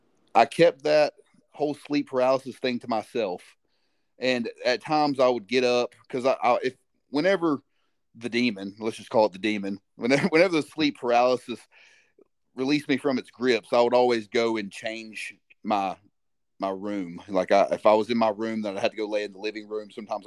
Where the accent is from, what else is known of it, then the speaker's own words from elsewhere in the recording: Alabama, United States; Well, luckily, I had the opportunity to move around a little bit, so Alabama was the home base. And what I noticed was a lot of folks that lived where I lived in Alabama, they didn't get out very much.